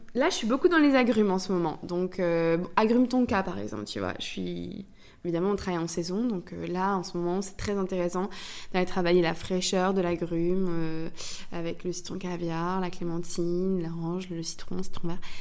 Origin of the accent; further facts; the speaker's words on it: Brittany, France; je suis bretonne. Donc j'ai aussi grandi avec ce ces, crêpes